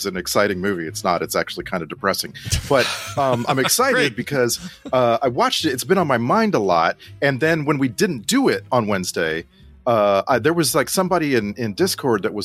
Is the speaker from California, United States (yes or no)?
no; Texas, United States; I grew up in Texas, man.